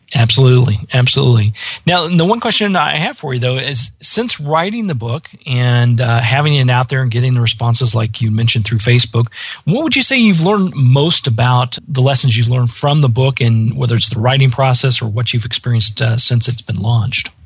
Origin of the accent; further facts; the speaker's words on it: Midwest, United States; I grew up in the Midwest